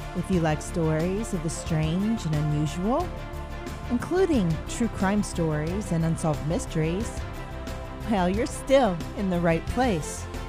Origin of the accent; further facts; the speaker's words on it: Altoona, Pennsylvania, United States; moved away; I'm actually from the Altoona, Pennsylvania area originally, um, at least growing up, that's where I was from